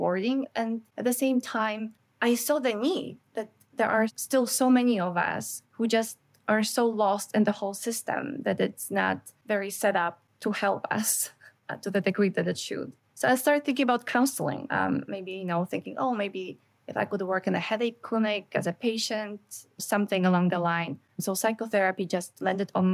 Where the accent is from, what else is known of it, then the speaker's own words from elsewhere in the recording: Canada; as a Canadian, there's a lot of information coming from states, but we don't have a lot of that here in Canada.